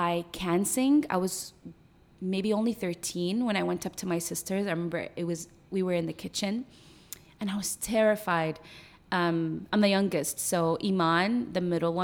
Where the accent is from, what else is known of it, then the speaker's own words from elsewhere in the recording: Sharjah, United Arab Emirates; also born or lived in Iraq; now in Dubai, United Arab Emirates; I was raised in Sharjah, and then we. By the time I was 17, we moved to Dubai